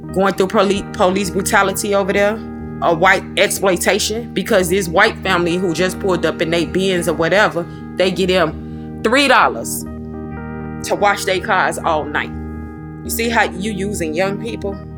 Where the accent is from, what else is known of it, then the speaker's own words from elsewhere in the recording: Chicago, Illinois, United States; I'm from the Hornets, from the projects West Side.